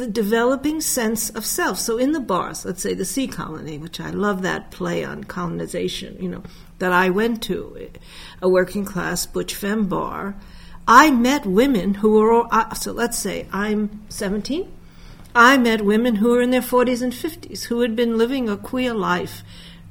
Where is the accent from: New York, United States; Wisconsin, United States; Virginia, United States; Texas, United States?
New York, United States; New York City; I was born in the Bronx in 1940, Jewish working-class mother